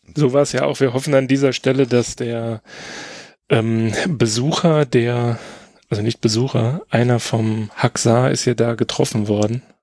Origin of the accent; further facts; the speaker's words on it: Germany; als Deutscher